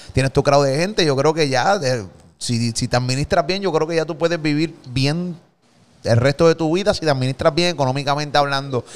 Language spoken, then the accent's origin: Spanish; Carolina, Puerto Rico; also born or lived in Gurabo; Yo viví en Gurabo un tiempo, pero no soy de Gurabo, soy de ah, Carolina